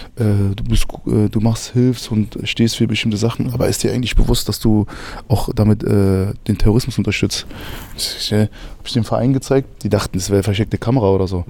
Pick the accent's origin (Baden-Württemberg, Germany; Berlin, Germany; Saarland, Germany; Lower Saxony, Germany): Berlin, Germany; Ich bin in Berlin geboren und aufgewachsen.